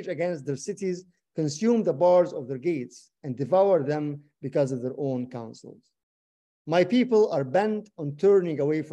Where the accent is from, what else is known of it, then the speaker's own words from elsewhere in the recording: Egypt; I'm Egyptian